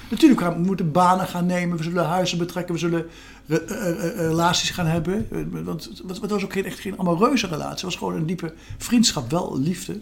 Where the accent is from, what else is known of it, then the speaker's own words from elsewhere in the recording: Gelderland, Netherlands; een column voor de krant op mijn geboortestreek, de Gelderlander